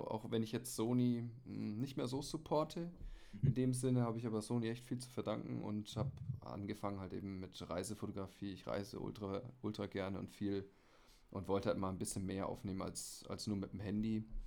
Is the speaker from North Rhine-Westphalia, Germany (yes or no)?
no; Munich, Bavaria, Germany; ich komme aus München